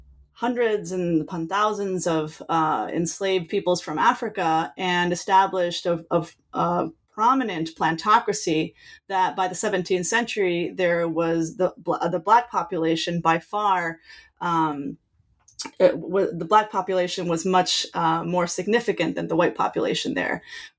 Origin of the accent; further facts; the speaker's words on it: Mexico; I grew up in Mexico.